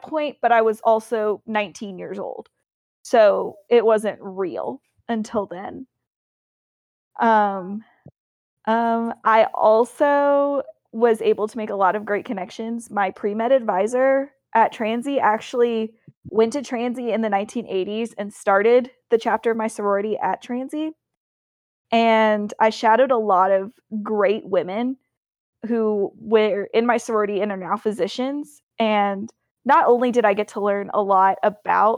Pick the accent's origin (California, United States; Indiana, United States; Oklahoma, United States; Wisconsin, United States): Indiana, United States; Jeffersonville; I grew up in Jeffersonville, Indiana, which is right across the river from Louisville, Kentucky